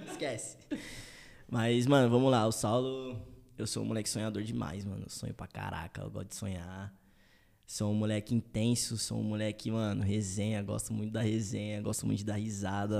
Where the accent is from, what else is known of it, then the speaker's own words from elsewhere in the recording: São Paulo area, Brazil; also born or lived in Tucuruvi, São Paulo / Jardim Thomas, São Paulo / Taboão da Serra / United States; eu nasci no Tucruvi. Tucuruvi, tá ligado? Muita é. gente não sabe, mas eu nasci no Tucuruvi. E aí, com, sei lá, um ano, dois anos mais ou menos, eu fui morar no Jardim Thomas